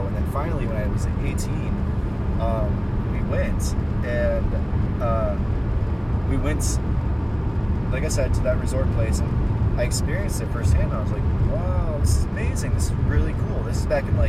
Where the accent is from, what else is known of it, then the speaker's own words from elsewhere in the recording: Cleveland, Ohio, United States; moved away; also born or lived in Chicago / Mexico City; I'm from Cleveland. I mean, I grew up in the suburbs of Cleveland